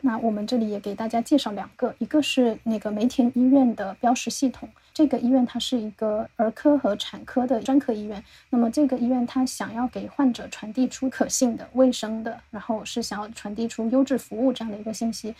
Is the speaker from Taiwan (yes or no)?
no; the South, southern China, China; 我们是南方人，我是没有，没有怎么见过雪